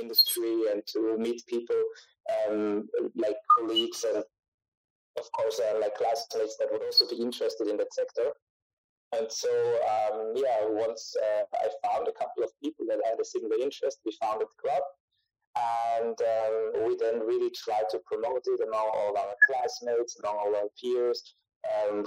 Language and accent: English; Austria; I'm from Austria